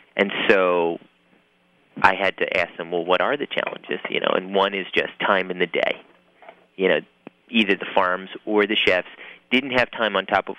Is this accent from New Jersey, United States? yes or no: yes; Lawrenceville, New Jersey, United States; I run the Lawrenceville Farmers Market here in my hometown